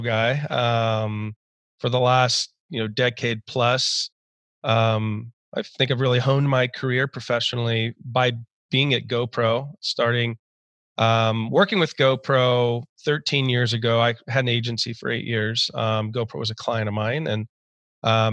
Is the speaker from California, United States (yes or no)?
yes; San Diego, California, United States; I grew up in Southern California, typical Southern California childhood, in San Diego to be specific.